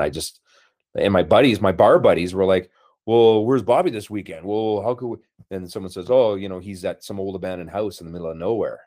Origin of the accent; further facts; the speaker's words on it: Brandon, Manitoba, Canada; moved away; growing up in Brandon, Manitoba, 'cause that's initially where, where I'm from, like a prairie boy